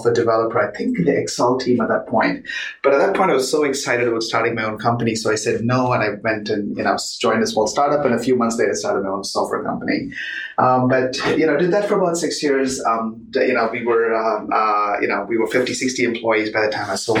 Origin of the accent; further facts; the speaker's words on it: Chennai, Tamil Nadu, India; moved away as an adult; also born or lived in Bay Area, United States / Seattle, United States; now in Bellevue, United States; I grew up in India, moved to the US about in 1995.